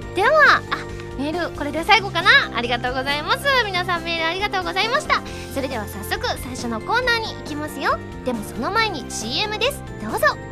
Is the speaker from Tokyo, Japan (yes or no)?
no; Osaka, Japan; 割と大阪人